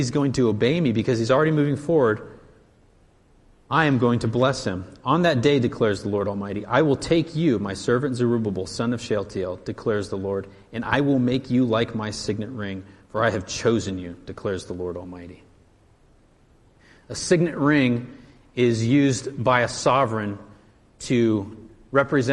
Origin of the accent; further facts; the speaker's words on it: United States; as an American and as a patriot